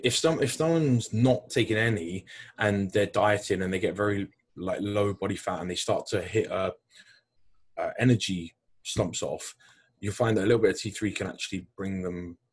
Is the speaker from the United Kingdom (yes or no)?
yes; United Kingdom; moved away; as a British person, right?